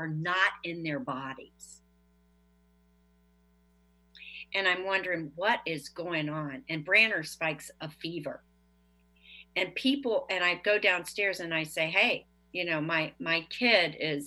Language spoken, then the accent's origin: English; Leesburg, Virginia, United States; I'm from Leesburg, Virginia